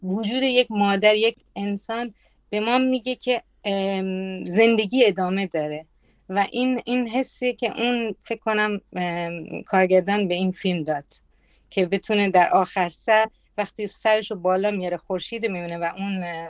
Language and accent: Persian; Italy; من تو ایتالیا بزرگ شدم